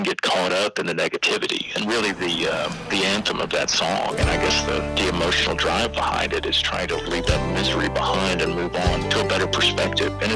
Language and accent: English; Austin, Texas, United States; also born or lived in San Antonio; now in Victoria, United States; I grew up in Austin.